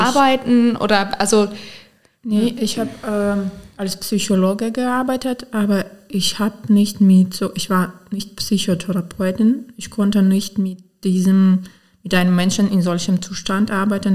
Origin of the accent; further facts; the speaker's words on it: Romny, Sumy Oblast, Ukraine; German is a second language; moved away as an adult; also born or lived in Potsdam, Germany / Osnabrück, Germany; now in Mülheim-Kärlich, Germany; wir kommen aus der Ukraine, aus der Sumsker Gebiet. Das ist ganz äh, östlich, äh, 100 Kilometer von der Grenze mit Russland. Und der Staat ist ziemlich äh, nicht so groß